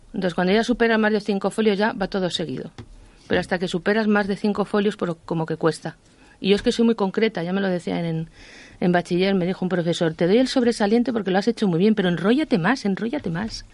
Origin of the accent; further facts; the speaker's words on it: Madrid, Community of Madrid, Spain; now in Ávila, Spain; Yo soy madrileña, aunque vivo en Ávila, soy madrileña.